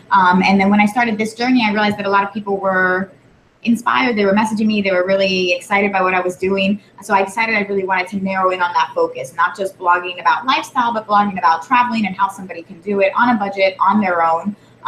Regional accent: Puerto Rico; born there; I was born in Puerto Rico. I've visited many times, and I've never been to Vieques

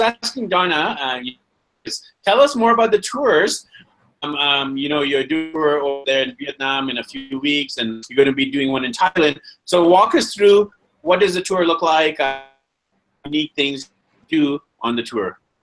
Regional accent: Vancouver, British Columbia, Canada; also born or lived in London, England; now in Quito, Ecuador; I'm from Vancouver, BC, and uh, I've lived in London, England, and now I'm here in Quito, Ecuador

